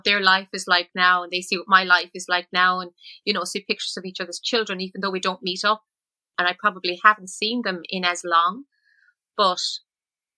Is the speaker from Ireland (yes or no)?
yes; Ballinasloe, Connacht, Ireland; moved away as an adult; also born or lived in Limerick / Shannon / United States; that was really my childhood. It was really Ballinasloe